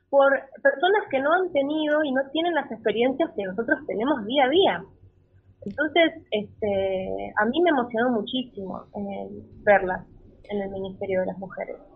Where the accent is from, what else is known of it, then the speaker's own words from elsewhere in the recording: Esquel, Chubut, Argentina; desde mi ciudad natal, donde soy yo, en Esquel, em, hablé con el director de cultura, le comenté la historia y desde las redes de Esquel salió la historia de María, que Esquel es un lugar chico y no se conoce, la verdad.